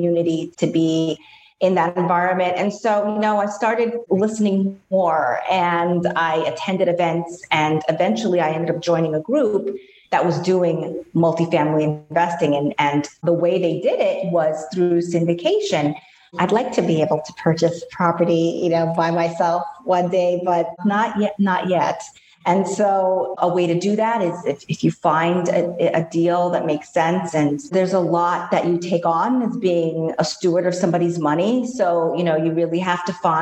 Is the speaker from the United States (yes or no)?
yes; New York, United States; growing up in New York, always being surrounded by buildings.